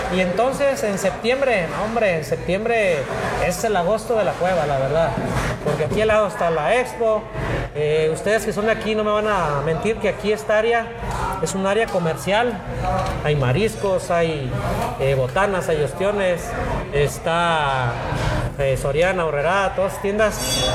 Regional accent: Ixtlán del Río, Nayarit, Mexico; also born or lived in Guadalajara; a mi pueblo querido, Islán del Río

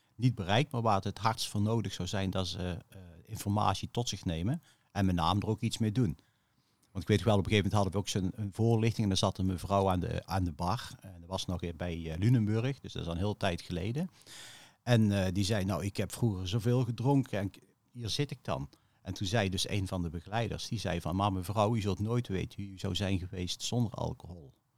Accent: Veghel, North Brabant, Netherlands; Ik eh, ben opgegroeid in Veghel

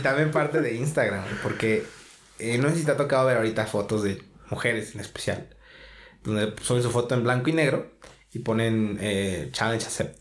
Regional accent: Mexico; así somos todos los mexicanos

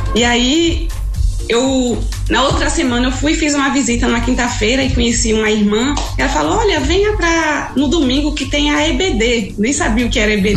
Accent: Jacobina, Bahia, Brazil; moved away as an adult; now in Quixadá area, Ceará, Brazil; Sou da, do interior de, da Bahia, na de, cidade de Jacobina

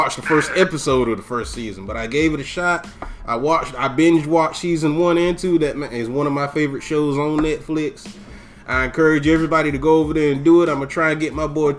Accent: United States; us as the American people

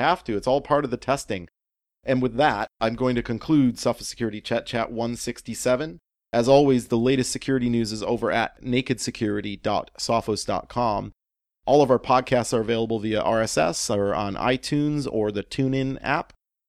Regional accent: Canada; as a Canadian

